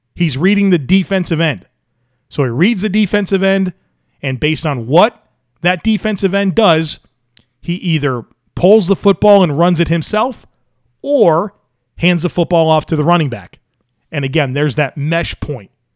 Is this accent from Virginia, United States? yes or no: no; Western New York, United States; growing up in Western New York